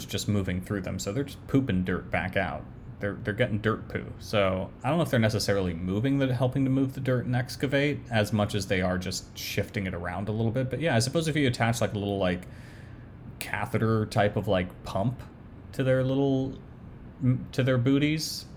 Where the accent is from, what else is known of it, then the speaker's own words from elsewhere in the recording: New York, United States; I grew up in New York